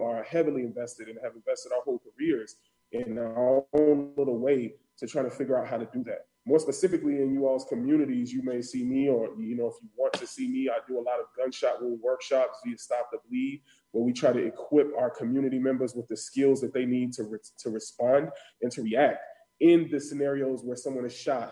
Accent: Chicago, Illinois, United States; also born or lived in Northwest Indiana; I hail from Chicago, South Side.

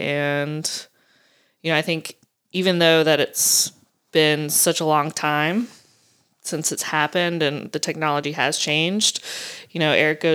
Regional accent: the South, United States; accent: southern; now in Maine, United States; maybe living in Maine for the last 6 years is calmed my southern accent.

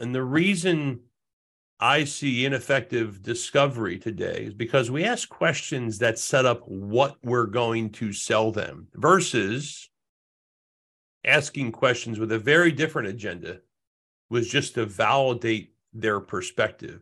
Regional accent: Jersey Shore, New Jersey, United States; now in Rhode Island, United States; I grew, was born and raised in the Jersey Shore. I make my home in Rhode Island now.

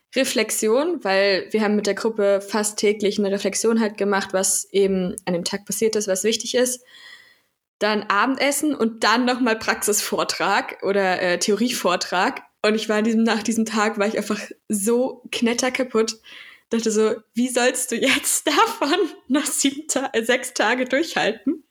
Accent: Central Germany, Germany; ich komme aus der Mitte Deutschlands

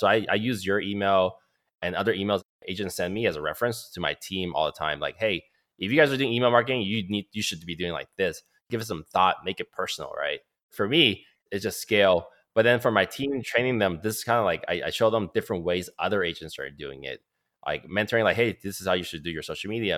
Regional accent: Oakland, California, United States; also born or lived in Calgary, Alberta, Canada; I'm born in Calgary, Alberta, Canada, eighty-four. So I'm turning thirty-six this year, but I came over age three. Lived in, so I lived in Oakland pretty much all my life

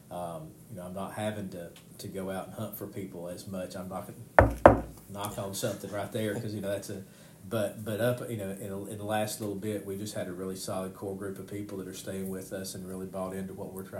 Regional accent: United States; I grew up around Hazelwood. My grandmother lived across the street from the old Hazelwood school

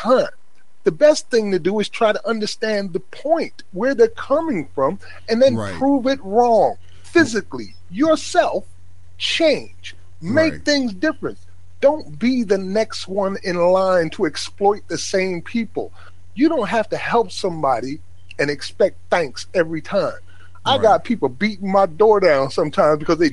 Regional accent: Paterson, New Jersey, United States; I was raised in Paterson, New Jersey, in a black neighborhood by black family

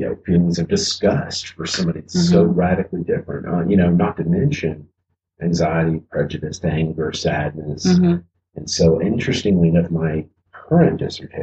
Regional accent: Appalachia, United States; because I'm an Appalachian kid, so I'm from the country. I'm sure you can't tell by my accent at all.

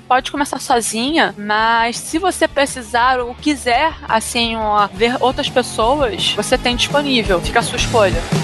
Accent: Rio de Janeiro, Brazil; eu sou do Rio de Janeiro

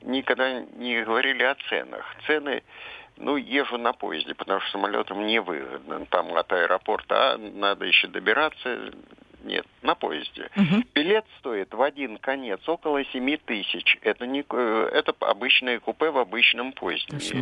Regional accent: Moscow, Russia; Я старый москвич, и мне уже скоро 80

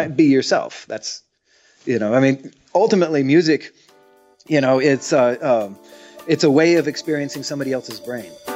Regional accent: United States; I'm the only American playing the American music

